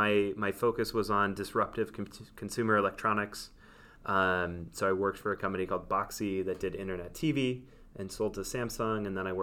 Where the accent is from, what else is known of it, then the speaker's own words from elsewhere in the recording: New York, United States; And it was so new to feel relaxed as a New Yorker that I was like, whoa, what is this?